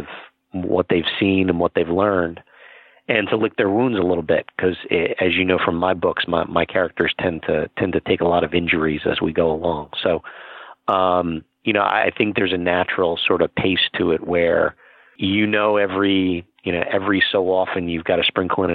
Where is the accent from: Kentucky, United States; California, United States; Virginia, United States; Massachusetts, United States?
California, United States; San Diego; my hometown of San Diego